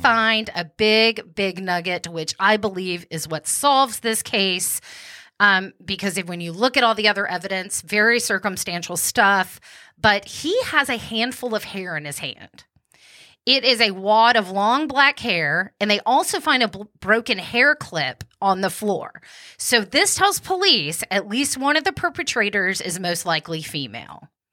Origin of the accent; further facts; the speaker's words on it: Wichita Falls, Texas, United States; where I was born in Wichita Falls, Texas